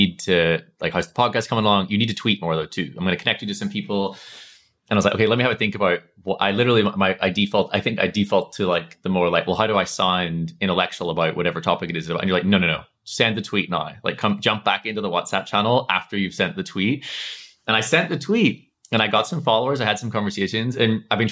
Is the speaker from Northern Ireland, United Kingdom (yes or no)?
yes; Northern Ireland, United Kingdom; accent: Northern Irish; my Northern Irish accent